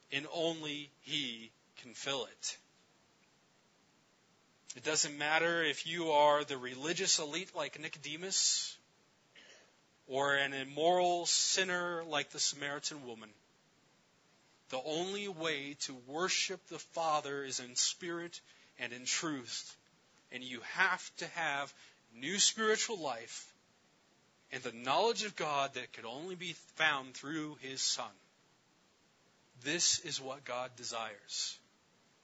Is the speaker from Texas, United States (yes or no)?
no; Gallup, New Mexico, United States; I'm from Gallup, New Mexico, where I've served alongside